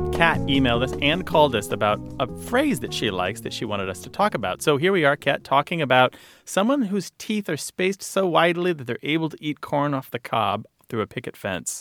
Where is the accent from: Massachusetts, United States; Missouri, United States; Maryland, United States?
Missouri, United States; I w- was raised in Missouri